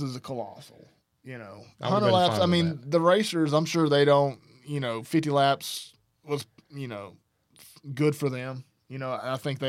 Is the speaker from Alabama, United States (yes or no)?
yes; Alabama, United States; I grew up in Alabama